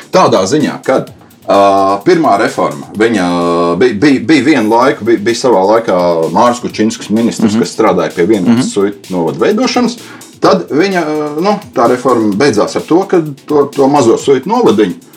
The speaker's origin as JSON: {"language": "Latvian", "area": "Suiti", "region": "Kurzeme", "country": "Latvia", "tie": "born or raised there", "said": "mēs esam piedzimuši gan latvieši, jā, uh, kas mums ir svarīgi, un, un mēs esam piedzimuši arī suiti."}